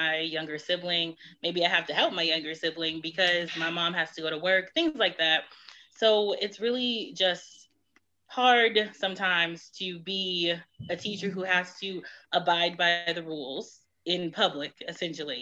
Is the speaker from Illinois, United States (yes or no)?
no; Detroit, Michigan, United States; moved away; also born or lived in Houston; I'm from Detroit